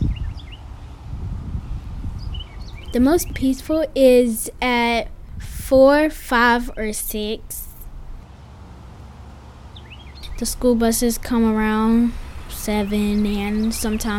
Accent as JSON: {"language": "English", "town": "Bolton", "region": "North Carolina", "country": "United States", "tie": "born or raised there", "said": "Bolton is just a home where you can just relax, but you can't get too comfortable"}